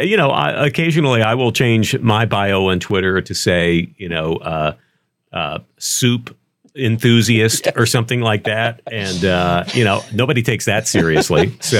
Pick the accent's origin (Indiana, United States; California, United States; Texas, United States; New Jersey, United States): Texas, United States; Dallas; moved away; also born or lived in San Francisco; I grew up in Texas.